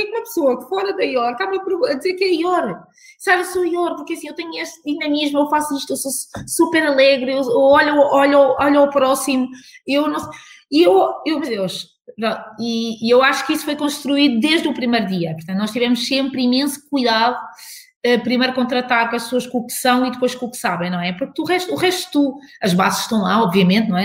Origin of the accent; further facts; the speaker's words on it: Portugal; como portugueses